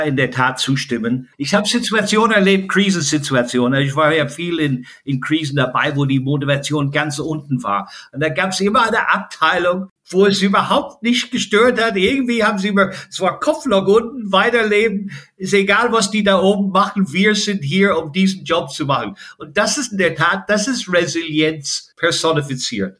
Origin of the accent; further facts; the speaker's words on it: Ireland; German is a second language; also born or lived in Germany; now in Frankfurt, Germany; in Deutschland, äh, wo ich äh, sehr, sehr gerne lebe als, als freiwillige irische Flüchtling